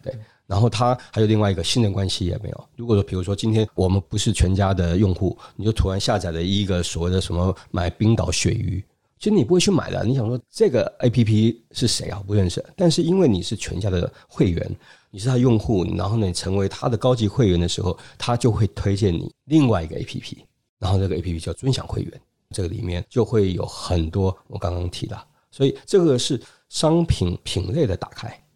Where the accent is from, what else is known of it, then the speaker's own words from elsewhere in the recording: China; 因为我们中国人特别喜欢社群